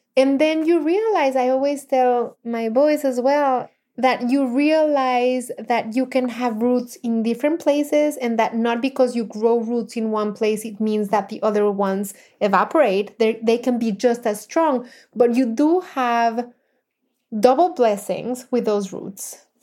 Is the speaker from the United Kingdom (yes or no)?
no; Mexico; English is a second language; moved away as an adult; now in United States; I was, of course, born and raised in Mexico and consider myself fully Mexican.